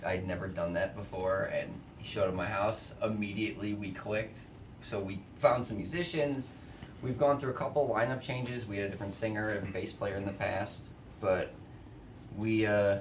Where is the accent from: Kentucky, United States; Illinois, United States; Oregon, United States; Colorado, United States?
Illinois, United States; Crystal Lake; I'm from Crystal Lake.